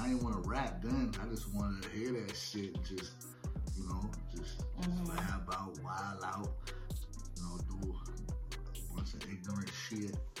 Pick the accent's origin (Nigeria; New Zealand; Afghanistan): Afghanistan; being that I'm originally from Afghanistan, when it comes to these bars, I know I'm an animal.